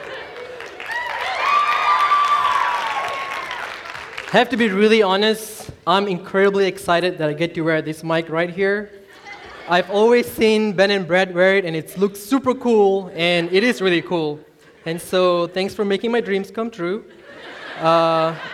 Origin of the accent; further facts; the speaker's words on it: Malaysia; moved away as an adult; also born or lived in Singapore; now in Edmond, United States; I grew up in Malaysia. I'm from Malaysia.